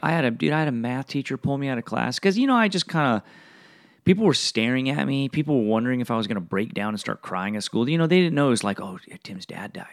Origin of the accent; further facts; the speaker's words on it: Fullerton, California, United States; also born or lived in Bellflower, California; I was born in Bellflower, raised in Fullerton my whole life